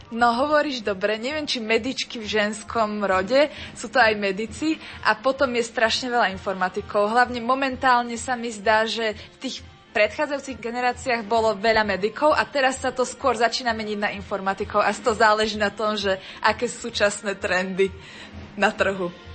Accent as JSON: {"language": "Slovak", "country": "Slovakia", "moved": "yes", "lives_now": "Brno, Czech Republic", "said": "A keďže sme Slováci"}